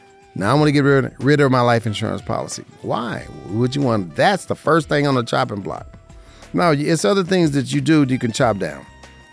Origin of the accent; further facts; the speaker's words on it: Las Vegas, Nevada, United States; This is my hometown, born and raised in Las Vegas, Nevada, in the 89106